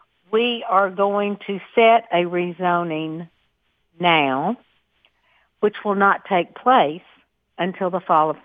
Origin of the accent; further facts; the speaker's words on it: Murfreesboro, Tennessee, United States; I was educated here. I am from Murfreesboro. My family actually still lives on a farm that we have owned since 1842